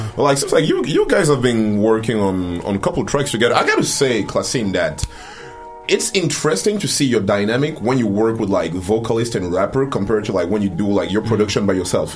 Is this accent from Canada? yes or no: no; France; moved away; also born or lived in Cameroon; I'm from Cameroon. I, I grew up uh, in France